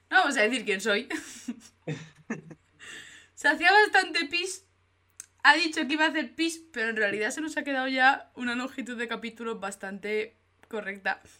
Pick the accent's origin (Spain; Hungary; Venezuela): Spain; Madrid, Community of Madrid; Jopeta, soy madrileña.